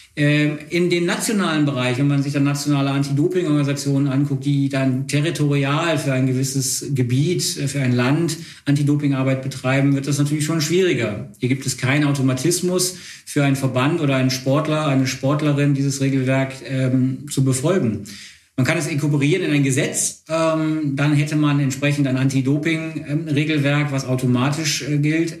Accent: Wuppertal, North Rhine-Westphalia, Germany; ich komme nicht aus Bonn, sondern ich komme, ähm, aus Wuppertal

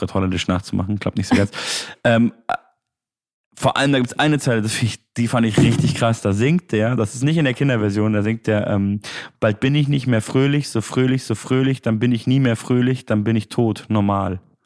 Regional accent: Munich, Bavaria, Germany; Ich komme ja eigentlich aus München

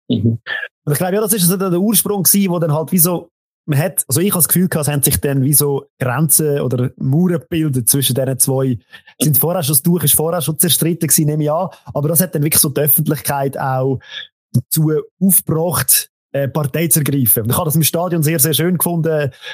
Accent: Central Switzerland, Switzerland; bei uns in der Zentralschweiz

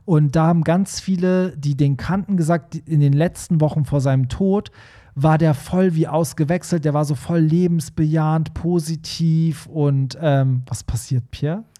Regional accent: Hamburg, Germany; als Hamburger, der da ab und zu mal ist

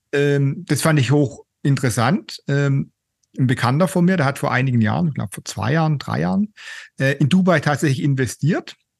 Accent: Germany; bei uns in Deutschland

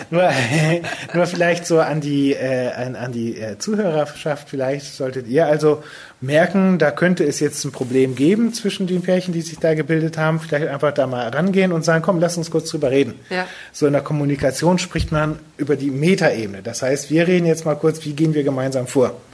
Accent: Lower Saxony, Germany; Ja, also ich komme aus der Ecke von Cuxhaven, aus einem kleinen Dorf.

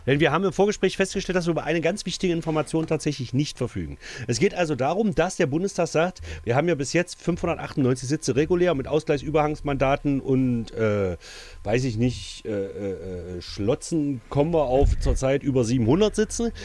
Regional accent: Altmark, Saxony-Anhalt, Germany; bei uns in der Altmark

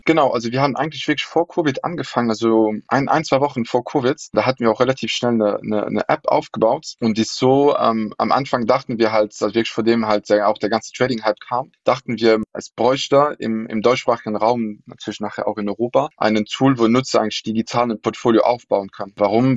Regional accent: Luxembourg; German is a second language; also born or lived in London; now in Berlin, Germany; wohne in Berlin, aber gebürtiger Luxemburger

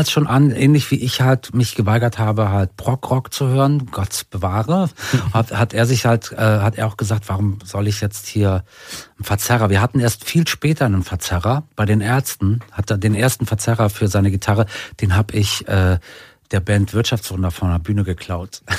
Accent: Berlin, Germany; Hakenfelde, das war äh, nicht so weit von, da war ich ja, als Kind ja, oft mit Fahrrad da.

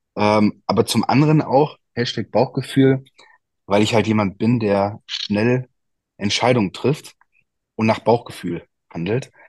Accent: Altena, North Rhine-Westphalia, Germany; meine Eltern haben ein Eiscafé bei uns in Altena, da komme ich her

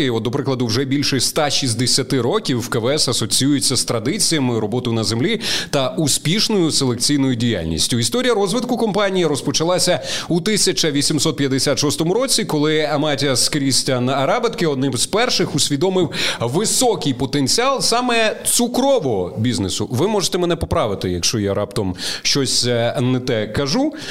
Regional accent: Vinnytsia Oblast, Ukraine; я просто ріс на Вінниччині у бабусі, там влітку ми кожного літа І скільки я пам'ятаю, от куди не виходиш, там поле з буряками, буряки, постійно цукрові буряки.

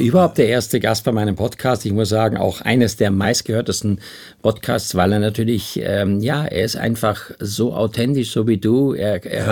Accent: Styria, Austria; ich bin in der Steiermark groß geworden

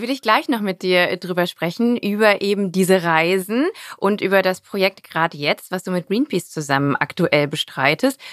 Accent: Rhein-Kreis Neuss, North Rhine-Westphalia, Germany; aus der Gegend, wo ich herkomme, aus dem ja. Rheinkreis Neuss in NRW bei Düsseldorf

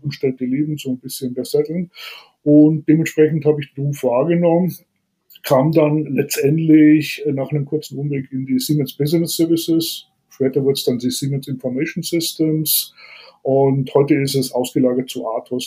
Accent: Bavaria, Germany; aufgewachsen bin ich eigentlich relativ wohl behütet, muss ich ehrlich sagen. Ähm, hier im Bayernland

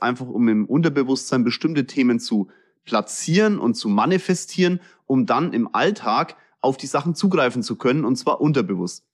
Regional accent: Kulmbach, Bavaria, Germany; accent: Franconian; ich komme aus Kulmbach.

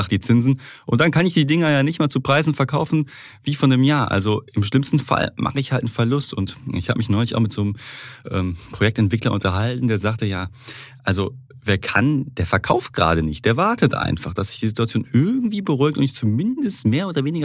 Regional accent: North Rhine-Westphalia, Germany; wie man bei uns im Ruhrpott so schön sagt

